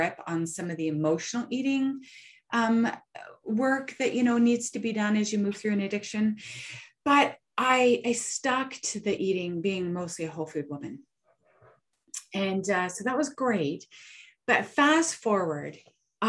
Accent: Canada; I'm a nobody from Canada

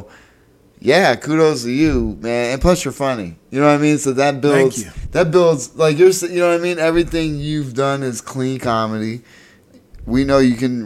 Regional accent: Erie, Pennsylvania, United States; I'm from Erie, Pennsylvania, which is right off of Lake Erie, little city

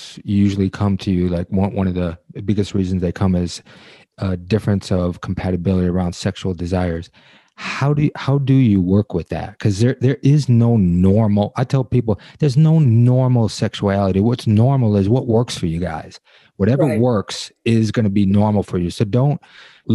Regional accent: Detroit, Michigan, United States; I'm from Detroit

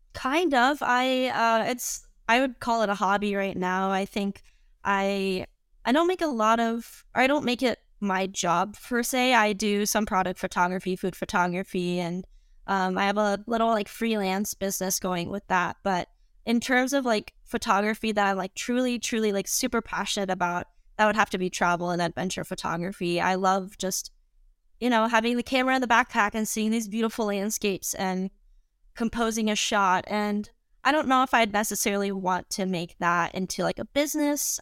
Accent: St. Louis, Missouri, United States; also born or lived in Colorado Springs, Colorado; now in Madison, United States; I born and raised in St. Louis, Missouri

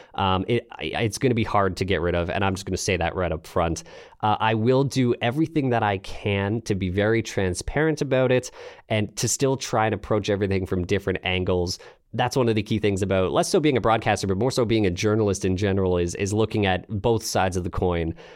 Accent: Canada; also born or lived in London, Ontario; I am Canadian, like I said, based out of London, Ontario.

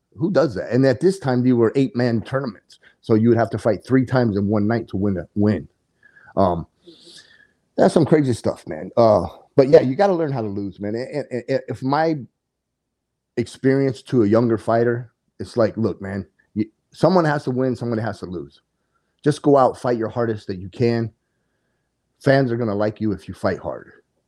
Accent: Coolidge, Arizona, United States; I'm a native to Arizona, born and raised in Coolidge, Arizona

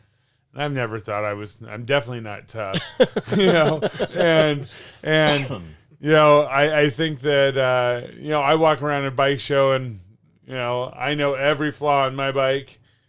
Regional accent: Northern California, United States; We're from Northern California, sure.

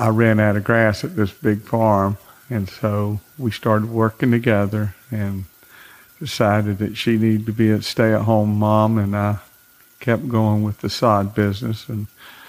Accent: the Glades, Florida, United States; also born or lived in West Palm Beach, Florida; I was from the Glades, knew a lot of people in the sod business

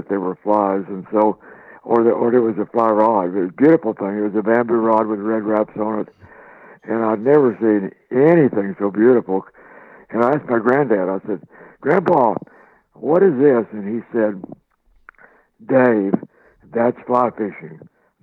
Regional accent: Oklahoma, United States; I was born and raised in Oklahoma

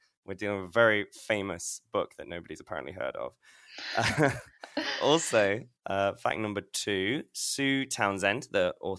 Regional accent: Leicester, East Midlands, United Kingdom; I was born in the Leicester Royal Infirmary

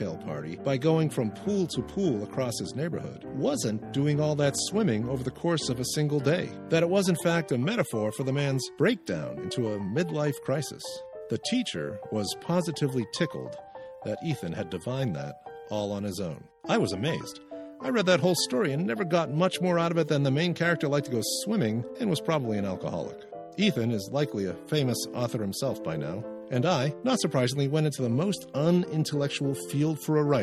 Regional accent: Maynard, Massachusetts, United States; my hometown of Maynard, Massachusetts

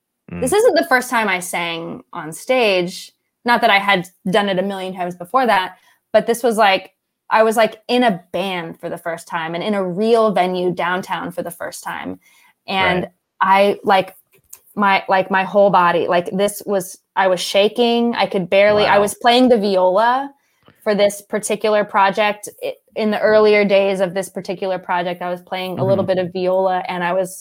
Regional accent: Austin, Texas, United States; my hometown because I love 310. It's down on Second Street in Austin

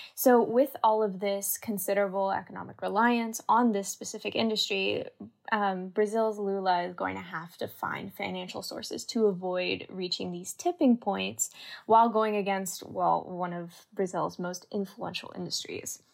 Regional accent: Canada; moved away; I grew up in Canada

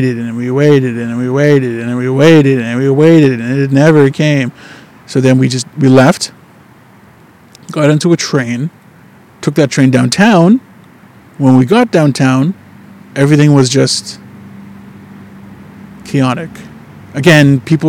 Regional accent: Winnipeg, Manitoba, Canada; now in Vancouver, Canada; in Winnipeg, where I'm from

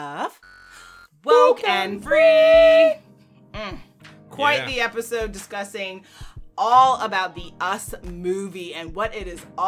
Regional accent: Jamaica; I'm Jamaican

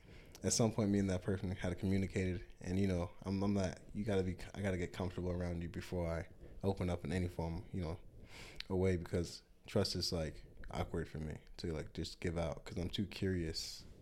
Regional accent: Rockford, Illinois, United States; also born or lived in Chicago / Madison / Milwaukee; I was born in Chicago, Illinois. Moved around a decent amount when I was younger. Madison, Wisconsin, Rockford, Illinois, and Milwaukee, Wisconsin. I was too young for Madison. I only spent a year in Milwaukee, and the majority of my life I spent in Rockford, Illinois.

